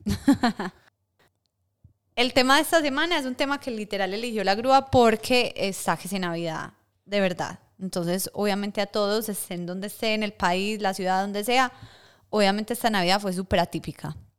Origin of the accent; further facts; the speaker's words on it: Colombia; moved away; somos muchas colombianas